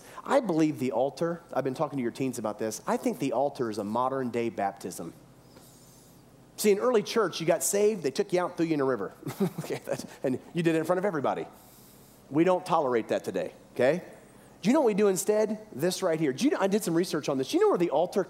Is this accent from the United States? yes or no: yes; the South, United States; we come from the South, we had mammy and pappy